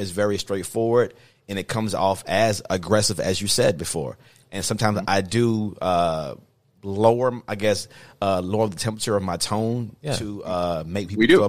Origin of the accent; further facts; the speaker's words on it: Mobile, Alabama, United States; Ultimately, I grew up in Mobile, Alabama.